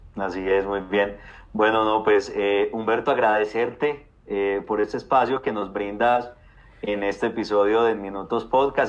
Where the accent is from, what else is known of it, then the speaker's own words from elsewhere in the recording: Colombia; esa paz que tanto queremos los colombianos